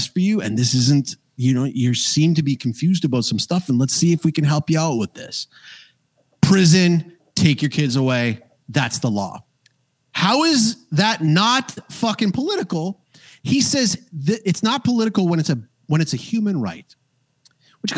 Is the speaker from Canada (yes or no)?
yes; Canada; I'm from Canada